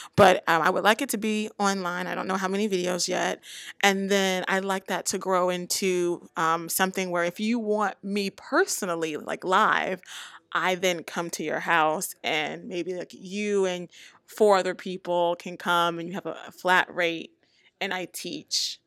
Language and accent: English; the South, United States; I come from the South